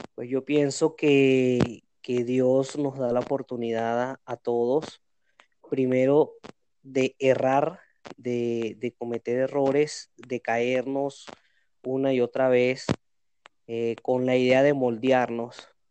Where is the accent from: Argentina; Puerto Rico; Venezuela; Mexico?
Venezuela; moved away as an adult; now in Cali, Colombia; vengo de Venezuela emprendiendo. Hoy en día me encuentro en Cali.